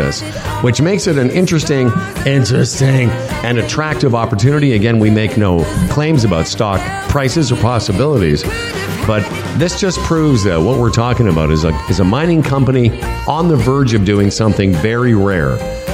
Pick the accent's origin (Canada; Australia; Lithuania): Canada; Toronto, Ontario; I was from Toronto, Canada